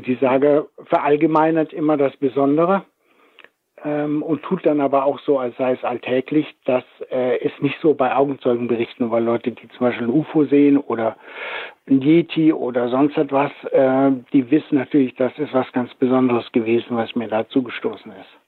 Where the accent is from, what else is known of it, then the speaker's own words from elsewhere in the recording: Rhineland-Palatinate, Germany; bei uns in der Pfalz